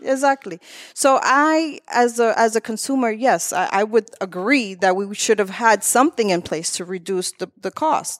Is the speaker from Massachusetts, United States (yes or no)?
yes; Lawrence, Massachusetts, United States; also born or lived in Methuen, Massachusetts; I was born in Methuen, uh, raised in Lawrence all my life, but my parents came here from the Dominican Republic